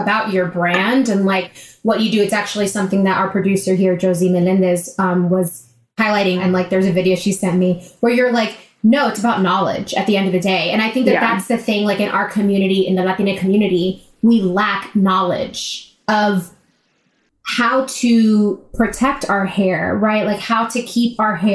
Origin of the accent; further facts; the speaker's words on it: New York, United States; being a New Yorker